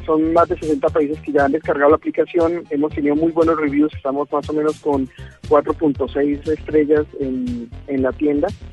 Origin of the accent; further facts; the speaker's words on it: Bucaramanga, Santander, Colombia; nosotros somos de Bucaramanga